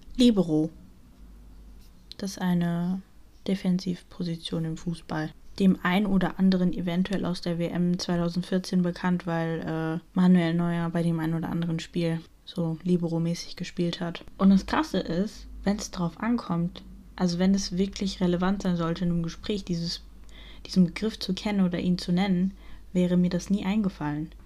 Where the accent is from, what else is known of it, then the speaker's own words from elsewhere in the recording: Germany; ich bin in Deutschland aufgewachsen.